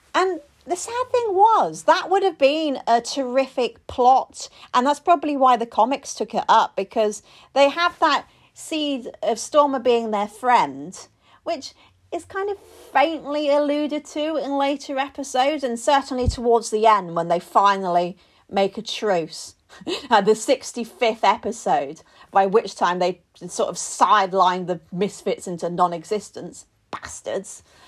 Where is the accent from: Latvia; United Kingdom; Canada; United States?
United Kingdom; as a Brit